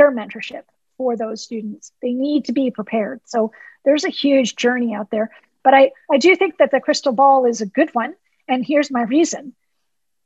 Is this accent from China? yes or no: no; Canada; being Canadian